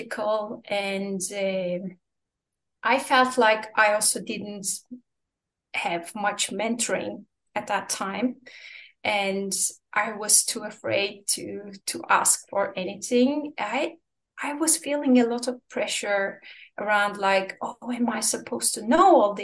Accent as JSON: {"language": "English", "country": "Turkey", "also_born_or_lived": "Istanbul, Turkey", "moved": "as an adult", "lives_now": "Washington DC, United States", "said": "a junior lawyer in a mid-sized law firm in Istanbul, Turkey, my home country"}